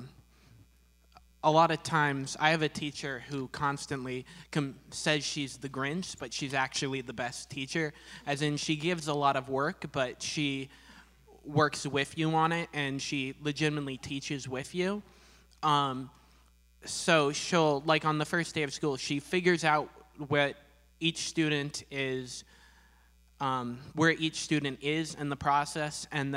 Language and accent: English; Gilroy, California, United States; I'm from Gilroy, California